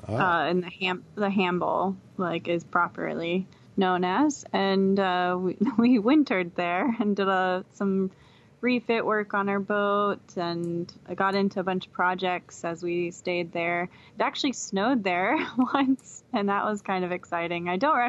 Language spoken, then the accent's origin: English; United States; Yes. Yeah, and as American citizens, we get 6 months without a visa.